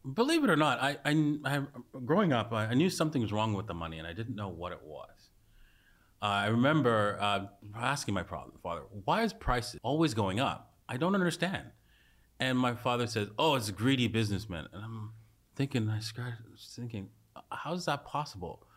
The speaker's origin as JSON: {"language": "English", "country": "Canada", "said": "I was a s, complete socialist as a Canadian"}